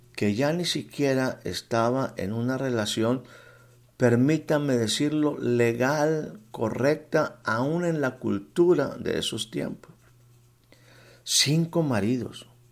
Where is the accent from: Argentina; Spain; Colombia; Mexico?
Mexico; estaba aquí en mi país, en la sierra de Puebla